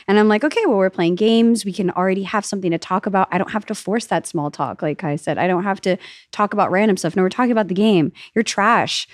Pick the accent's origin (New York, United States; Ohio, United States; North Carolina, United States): New York, United States; now in Austin, United States; I'm a New Yorker